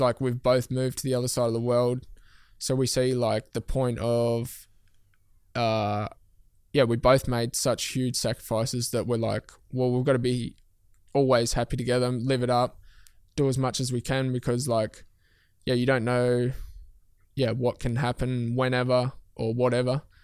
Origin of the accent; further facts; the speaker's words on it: Tasmania, Australia; moved away as an adult; I moved my whole life from Tasmania. Like, I moved away from mum and dad.